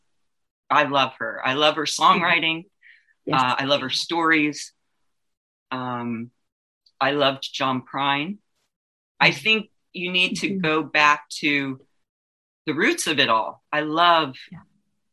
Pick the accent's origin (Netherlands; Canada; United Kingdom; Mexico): Mexico; I'm from Mexico.